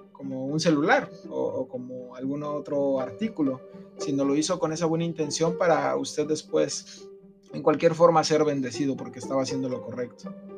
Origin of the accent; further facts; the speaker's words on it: Mexico City, Mexico; moved away; yo también soy de allá de la Ciudad de México